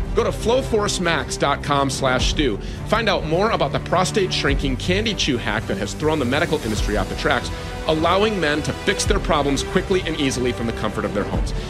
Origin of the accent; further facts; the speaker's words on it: Minnesota, United States; my home state of Minnesota